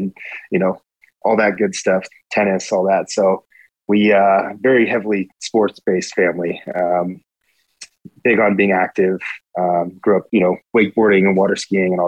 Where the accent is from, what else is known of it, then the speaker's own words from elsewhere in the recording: Rocklin, California, United States; also born or lived in Modesto, California; now in Colombia; I call Rockland home